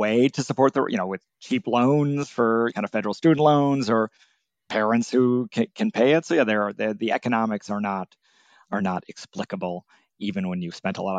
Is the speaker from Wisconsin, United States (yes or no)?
yes; Milwaukee, Wisconsin, United States; I grew up in Milwaukee, Wisconsin, and right.